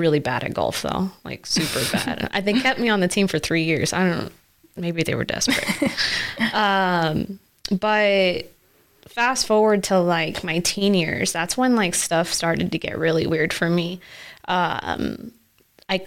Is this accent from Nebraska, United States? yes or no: yes; Nebraska, United States; also born or lived in Florida; I moved to Nebraska in 1997 with my mom.